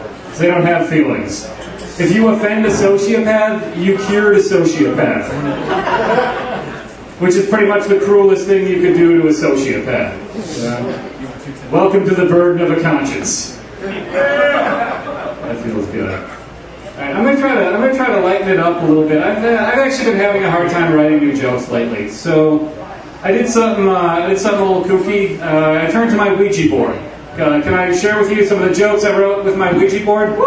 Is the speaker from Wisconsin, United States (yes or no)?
yes; Milwaukee, Wisconsin, United States; I'm from Milwaukee